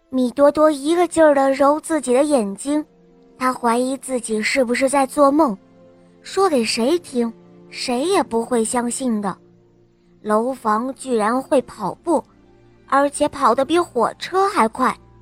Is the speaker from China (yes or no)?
yes; Dezhou, Shandong, China; 我今年四岁半了，我来自山东德州